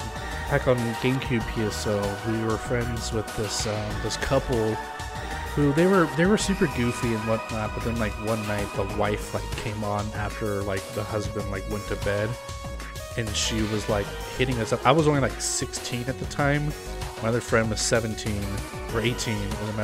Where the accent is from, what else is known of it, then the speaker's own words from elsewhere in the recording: United Kingdom; Being a Brit, it didn't mean a whole lot to me, but I was playing on the US server.